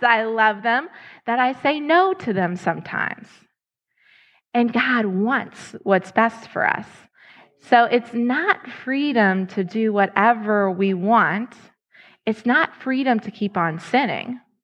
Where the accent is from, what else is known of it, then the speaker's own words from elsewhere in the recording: Lexington, Kentucky, United States; moved away as an adult; now in Ohio, United States; I was in Lexington, Kentucky. That was my hometown.